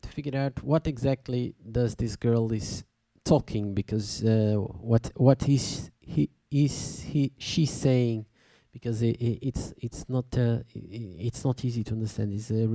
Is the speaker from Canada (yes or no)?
no; Tournai, Wallonia, Belgium; I'm from Tournai.